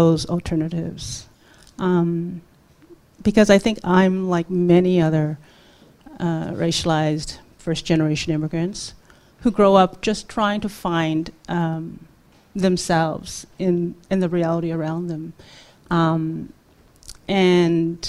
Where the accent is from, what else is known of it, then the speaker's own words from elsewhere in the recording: Toronto, Ontario, Canada; also born or lived in South Korea; I'm a working class Korean immigrant. And, growing up in Toronto